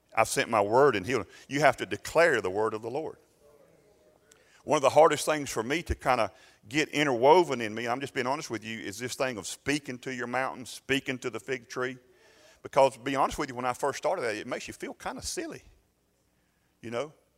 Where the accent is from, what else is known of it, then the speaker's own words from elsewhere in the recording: United States; as American people